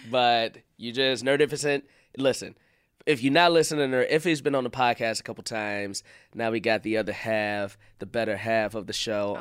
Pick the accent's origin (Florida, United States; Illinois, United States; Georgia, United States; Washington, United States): Illinois, United States; Chicago; I'm from Chicago